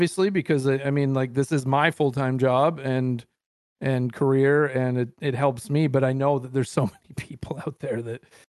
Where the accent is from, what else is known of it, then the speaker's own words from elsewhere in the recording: Canada; I'm so Canadian